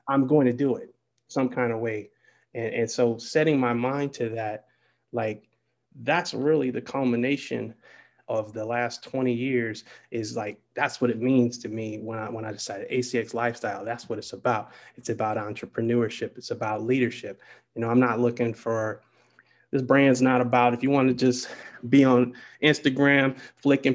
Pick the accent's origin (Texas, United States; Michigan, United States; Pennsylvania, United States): Michigan, United States; Detroit; moved away; I'm from Detroit, and where I come from